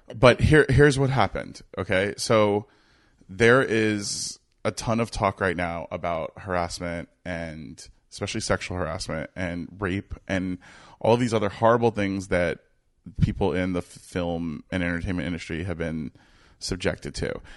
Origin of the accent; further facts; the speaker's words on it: New York, United States; I'm from New York